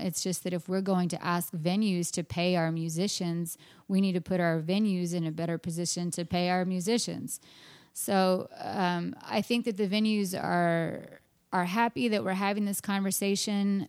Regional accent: Austin, Texas, United States; my hometown

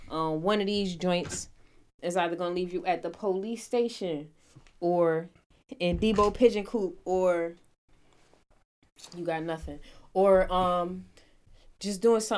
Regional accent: Rochester, New York, United States; I'm from Rochester.

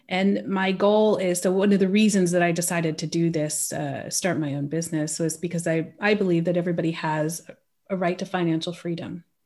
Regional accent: California, United States; moved away as an adult; now in Switzerland; I grew up stateside. I grew up in California.

